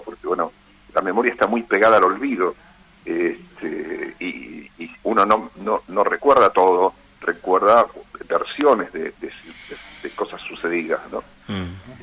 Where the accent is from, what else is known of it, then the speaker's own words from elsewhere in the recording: Ayacucho, Buenos Aires Province, Argentina; yo soy de la provincia de Buenos Aires